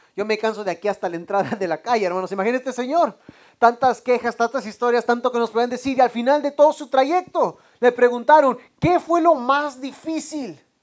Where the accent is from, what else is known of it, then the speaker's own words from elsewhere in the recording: Mexico; now in United States; somos, somos mexicanos, hermanos